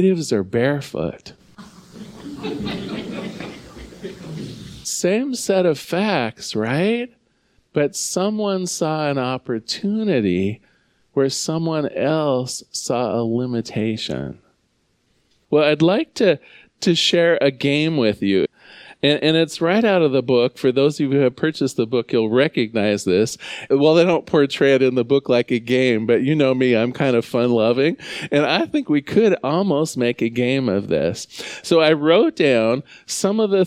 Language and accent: English; United States; I love being an American